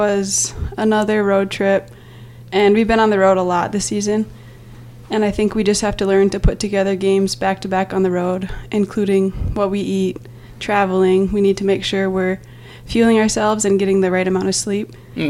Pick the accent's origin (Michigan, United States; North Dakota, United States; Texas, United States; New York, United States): North Dakota, United States; Belcourt; moved away; from Belcourt, North Dakota, and I'm a fifth-year senior.